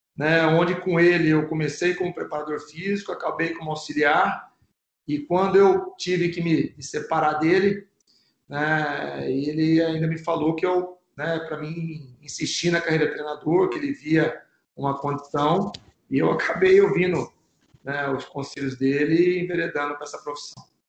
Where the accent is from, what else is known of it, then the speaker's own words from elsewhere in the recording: São Paulo, Brazil; eu sou aqui de São Paulo